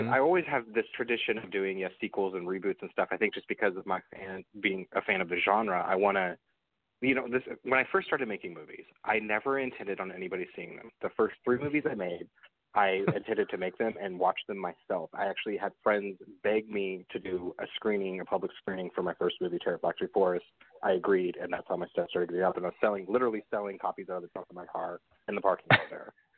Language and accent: English; Nebraska, United States; moved away as an adult; also born or lived in Kansas; now in California, United States; raised in Nebraska, and I lived okay. in Nebraska